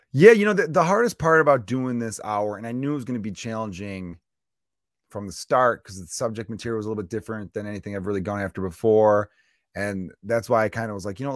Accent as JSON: {"language": "English", "town": "Chicago", "region": "Illinois", "country": "United States", "tie": "born or raised there", "said": "Growing up in the Porch Park neighborhood of Chicago"}